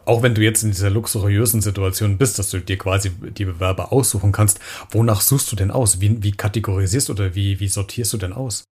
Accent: Germany; wir Deutsche

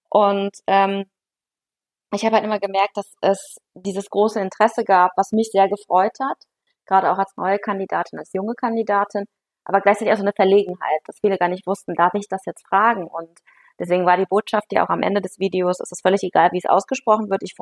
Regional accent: Aachen, North Rhine-Westphalia, Germany; ich komme ähm, aus Aachen und dann sagen die Leute, ja, nee, wo sind sie denn geboren? Sage ich ja in Aachen

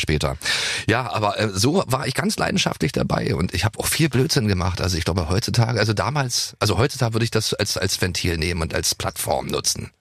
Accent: Germany

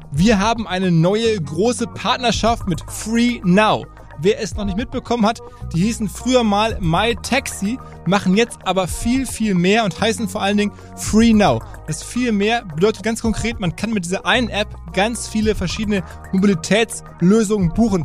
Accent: Essen, North Rhine-Westphalia, Germany; moved away; meiner Heimatstadt Essen

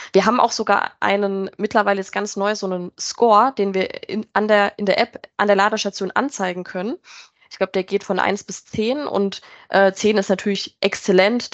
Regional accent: near Mannheim, Rhineland-Palatinate, Germany; moved away as an adult; now in near Frankfurt, Germany; ich äh, komme eigentlich aus der Pfalz, also bei Mannheim äh, in der Nähe und bin dann aber für Endcharge ähm, in die Nähe von Frankfurt gezogen

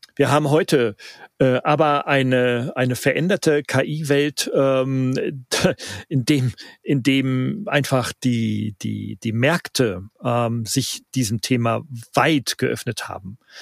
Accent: Northern Germany, Germany; ich bin ja Norddeutscher

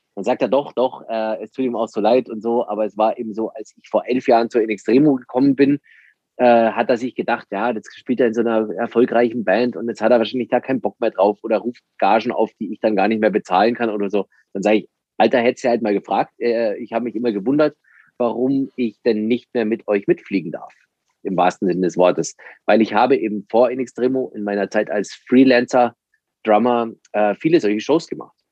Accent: Landsberg am Lech, Bavaria, Germany; Ich komme aus dem Süden von Deutschland, wie man vielleicht hört, aus einer Kleinstadt Landsberg am Lech in der Nähe von München

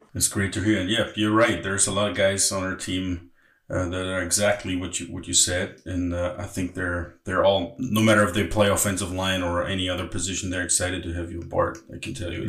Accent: Berlin, Germany; moved away; also born or lived in Hamburg; I'm actually from Berlin and I lived in Hamburg for many many mm-hmm. years.

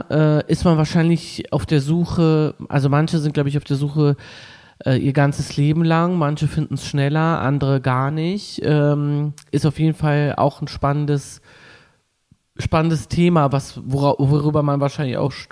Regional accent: Düsseldorf, North Rhine-Westphalia, Germany; Ich komme aus Düsseldorf

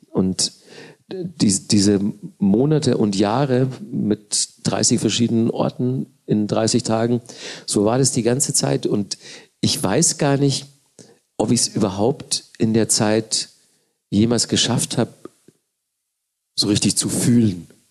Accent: Manching, Bavaria, Germany; now in Berlin, Germany; ich aus Manchen komme

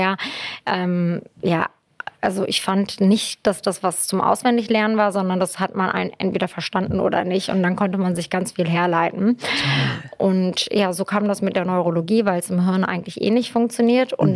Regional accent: Hanover, Lower Saxony, Germany; also born or lived in Istanbul, Turkey / Lüdenscheid, Germany; now in Berlin, Germany; habe ich eigentlich meine Kindheit und Teenagerzeit so in Hannover verbracht

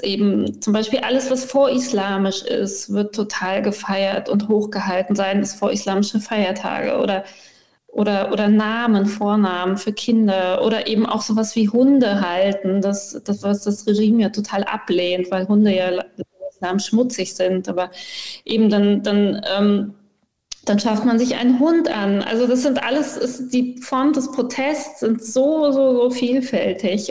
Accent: Cologne, North Rhine-Westphalia, Germany; moved away as an adult; also born or lived in Iran; now in Graz, Austria; ich bin ja in Köln-Junkersdorf aufgewachsen

